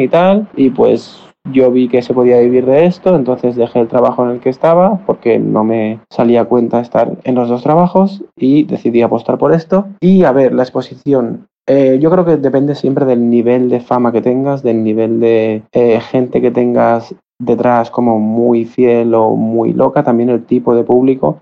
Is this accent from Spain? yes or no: yes; Barcelona, Catalonia, Spain; tengo 28 años, soy de Barcelona